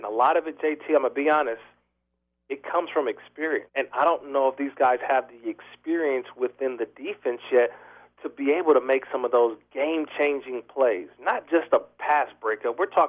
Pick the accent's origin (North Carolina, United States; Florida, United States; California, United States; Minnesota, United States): California, United States; Oakland; because I'm born and raised in Oakland. I grew up a Raider